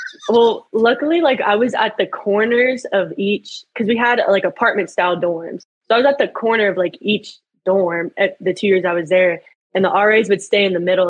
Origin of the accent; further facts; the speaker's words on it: Little Elm, Texas, United States; moved away as an adult; now in Edmond, United States; I've been in Little Elm my whole life. I went there from kindergarten to till I was a senior